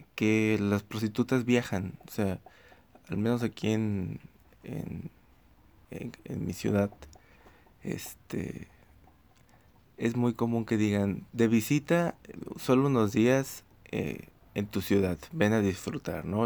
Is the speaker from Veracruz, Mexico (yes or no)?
yes; Xalapa, Veracruz, Mexico; en Jalapa, Veracruz, Jalapa, Veracruz. Este, ya la dije, ya dije la ciudad de donde soy